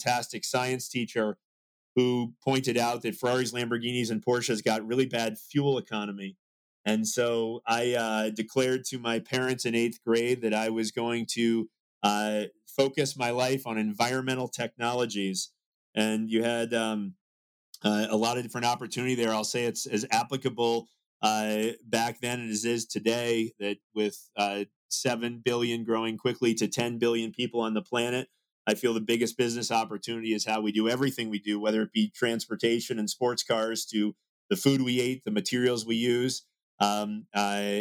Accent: Salem, Massachusetts, United States; I grew up in Salem, Massachusetts

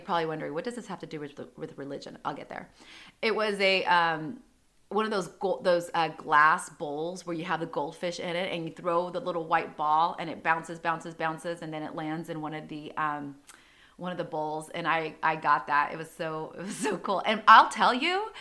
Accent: San Diego, California, United States; growing up in Rancho Penasquitos

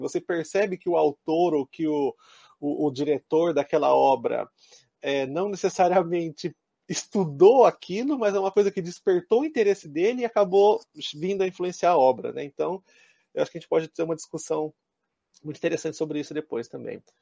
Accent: Brazil; now in Japan; enquanto brasileiros

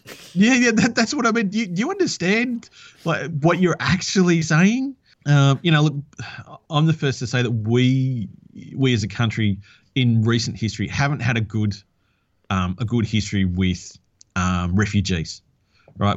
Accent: Australia

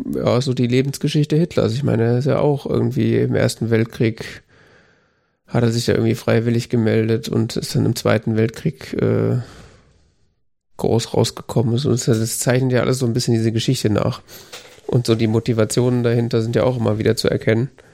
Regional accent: Germany; als Deutscher

